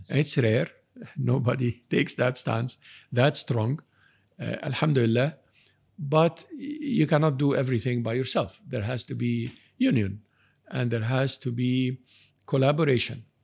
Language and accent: English; Canada; I'm, I'm from Canada.